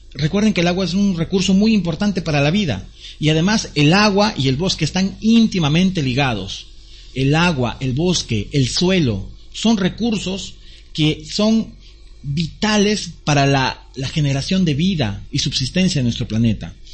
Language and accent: Spanish; Peru; nuestra democracia peruana